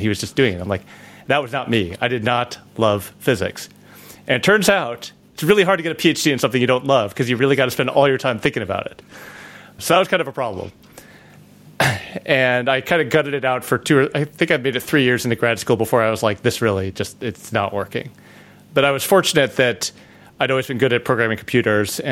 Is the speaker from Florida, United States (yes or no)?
no; Chicago, Illinois, United States; now in California, United States; I grew up in the suburbs of Chicago